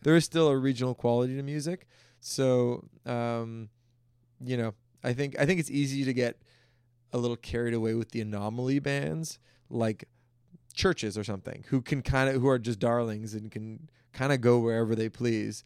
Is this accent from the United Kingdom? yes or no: no; Toronto, Ontario, Canada; also born or lived in Hamilton, Ontario; I grew up in Toronto, downtown Toronto.